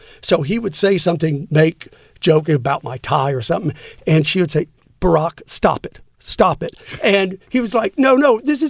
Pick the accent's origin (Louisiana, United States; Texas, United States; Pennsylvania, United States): Texas, United States; San Antonio; Well, I was in New York, but I was from Texas.